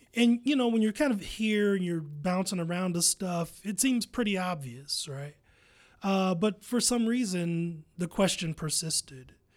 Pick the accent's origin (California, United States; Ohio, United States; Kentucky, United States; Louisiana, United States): Ohio, United States; Columbus; I'm from Columbus